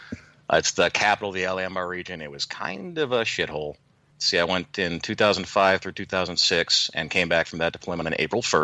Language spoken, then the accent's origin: English; Indiana, United States; moved away as an adult; also born or lived in California; Like I was living or a station in California, but I was from Indiana.